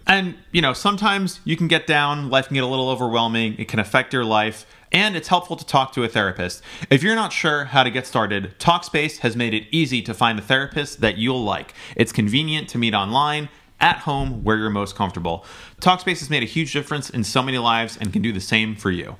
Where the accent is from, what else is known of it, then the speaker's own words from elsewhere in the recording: New Jersey, United States; I'm from New Jersey and there's a lot of Italians where I grew up.